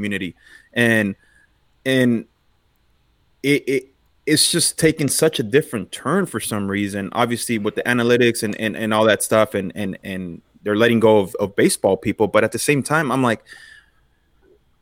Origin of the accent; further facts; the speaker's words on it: Los Angeles, California, United States; Bellevue Park, one of the parks I grew up in East L.A.